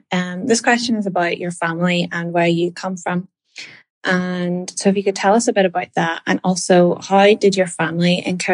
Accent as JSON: {"language": "English", "town": "Belfast", "region": "Northern Ireland", "country": "United Kingdom", "said": "I'm from Belfast, Northern Ireland, and I'm on the program for 3 weeks."}